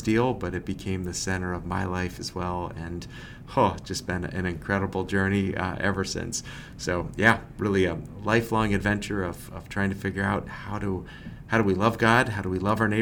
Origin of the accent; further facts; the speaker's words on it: Massachusetts, United States; now in Lancaster, Pennsylvania, United States; I grew up in Massachusetts